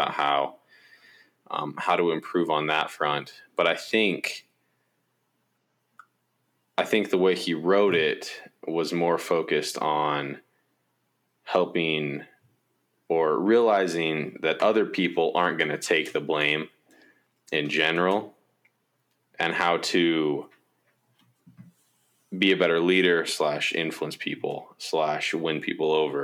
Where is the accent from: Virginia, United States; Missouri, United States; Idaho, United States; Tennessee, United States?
Idaho, United States; Boise; moved away as an adult; also born or lived in Logan, Utah; now in Salt Lake City, United States; I am from Boise, Idaho, and I also went to school at Utah State